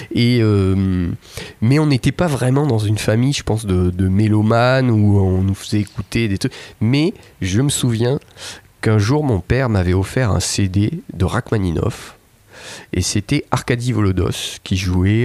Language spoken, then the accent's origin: French; Toulouse, Occitania, France; je suis toulousain